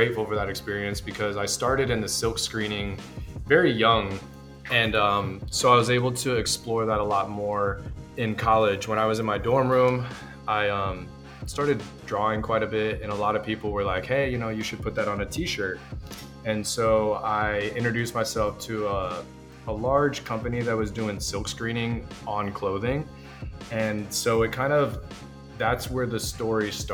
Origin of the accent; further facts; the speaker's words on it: Rockledge, Florida, United States; moved away as an adult; also born or lived in Orlando, Florida; I purchased a silk screening company in my hometown of Rockledge, Florida, which is on the coastline of Cocoa Beach